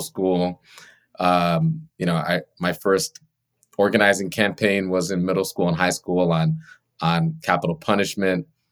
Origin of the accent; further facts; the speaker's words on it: Long Island, New York, United States; I grew up on Long Island, on the South Shore of Long Island, in uh, a Caribbean immigrant household